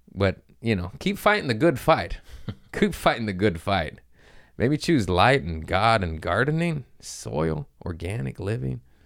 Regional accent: United States; I'm American

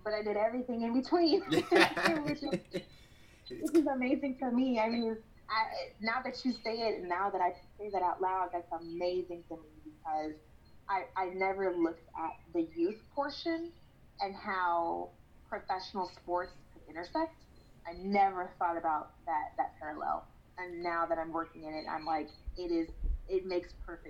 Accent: Kansas City, United States; I'm working for my hometown teams

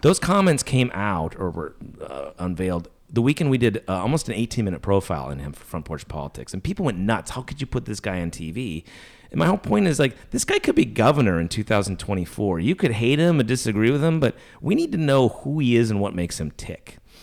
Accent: Minnesota, United States; moved away; also born or lived in Arkansas; I'm from Minnesota. I went to high school in Arkansas

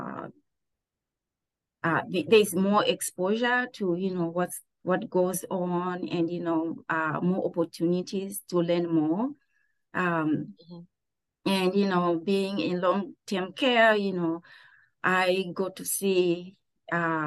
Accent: Zimbabwe; now in Pittsburgh, United States; I grew up in Zimbabwe

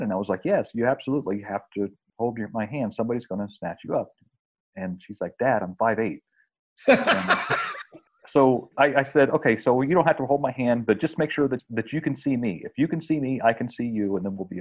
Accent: West Virginia, United States; an experience that I had in the 70s growing up in West Virginia. I was raised on a farm

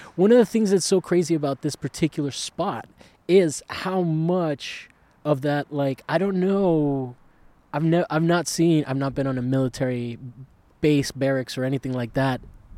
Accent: Italy; now in Los Angeles, United States; I grew up in Italy

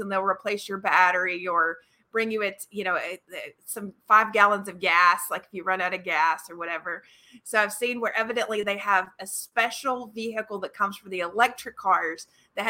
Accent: North Georgia, United States; I'm from North Georgia

